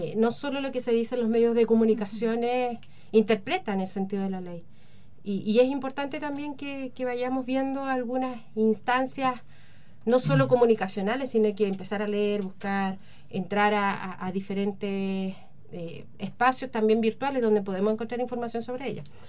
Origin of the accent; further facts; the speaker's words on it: Chile; los ciudadanos que estamos acá y que somos chilenos